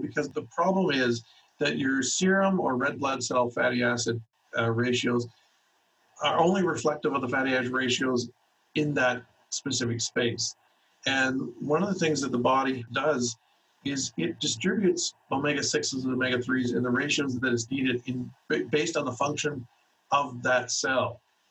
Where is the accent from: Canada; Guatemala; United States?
Canada; We have a standard blood requisition form that's standard for all of the province that I'm from Canada, so I practice in Canada.